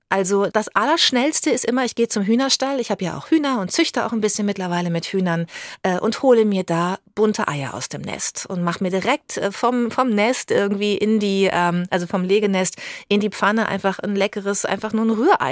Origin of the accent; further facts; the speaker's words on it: Bad Lippspringe, North Rhine-Westphalia, Germany; also born or lived in Paderborn; der kleine Luftkurort am Teutoburger Wald Bad Lippspringe, in dem ich aufgewachsen bin